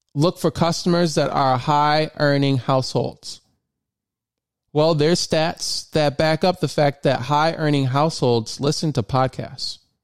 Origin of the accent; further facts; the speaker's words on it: Michigan, United States; moved away as an adult; now in Maryland, United States; I'm originally from Michigan and I moved to Maryland in 2016